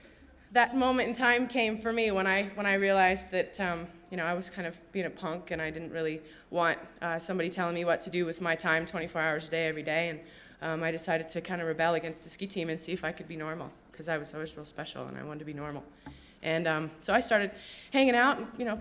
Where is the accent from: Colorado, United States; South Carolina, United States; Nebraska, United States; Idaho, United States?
Idaho, United States; Sun Valley; I grew up here in Sun Valley